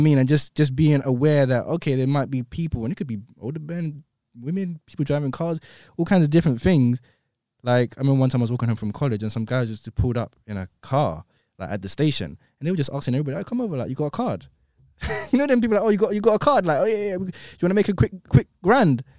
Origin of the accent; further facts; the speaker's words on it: London, United Kingdom; I grew up in Clapham, but I used to hang around sometimes in Brixton